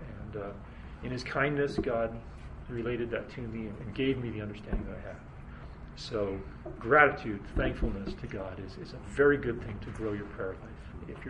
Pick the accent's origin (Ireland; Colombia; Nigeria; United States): Nigeria; born there; My parents were missionaries in Africa, and I was born in Nigeria.